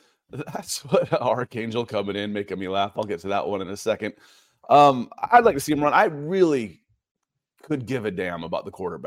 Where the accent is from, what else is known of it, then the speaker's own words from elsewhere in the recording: Atlanta, Georgia, United States; I grew up in Atlanta.